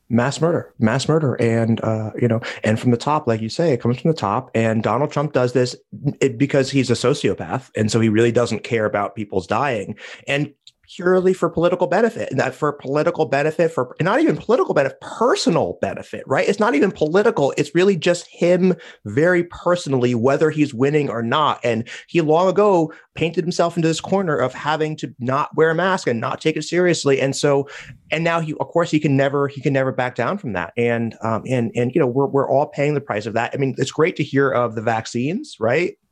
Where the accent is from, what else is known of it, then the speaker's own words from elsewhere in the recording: United States; I'm embarrassed as an American.